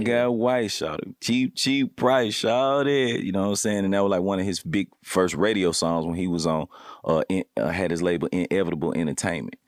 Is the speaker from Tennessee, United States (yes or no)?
yes; Memphis, Tennessee, United States; also born or lived in Cordova, Tennessee; I grew up, I'm from the Haven, Black Haven, you know what I'm saying? So, coming up on the South Side of Memphis